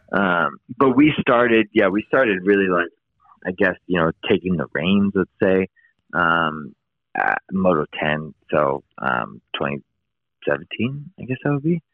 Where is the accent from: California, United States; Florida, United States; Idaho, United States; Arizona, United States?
California, United States; East Bay; moved away as an adult; also born or lived in Sacramento, California; now in San Luis Obispo, United States; I'm from the East Bay uh, originally